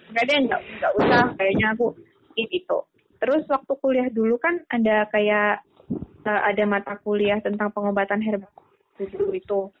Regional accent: Ngapak, Central Java, Indonesia; accent: Ngapak

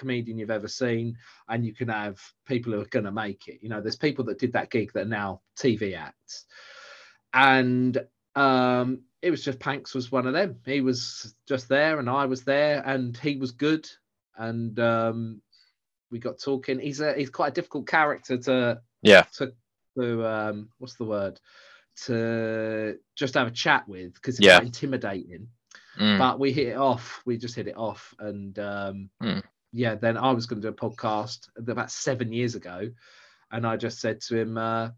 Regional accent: Southend-on-Sea, East of England, United Kingdom; I'm from Southend

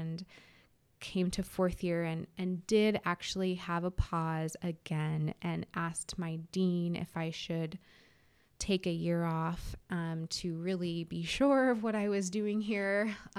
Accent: California, United States; I came from California, and so now have lived here for 2 years.

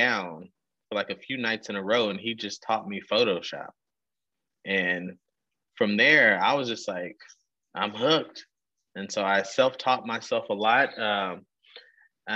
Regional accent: Texas, United States; I'm originally from Texas. Traveled a little bit. Ended up back in Texas. I love it here

